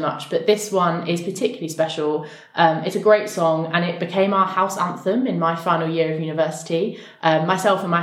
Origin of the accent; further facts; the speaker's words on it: Norwich, East of England, United Kingdom; I grew up in Norwich, born and bred.